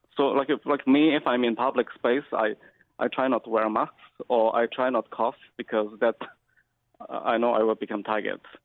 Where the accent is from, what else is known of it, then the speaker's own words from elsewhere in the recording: China; moved away as an adult; now in Galway, Ireland; I've been living in Ireland for uh, last 18 years. I'm from China.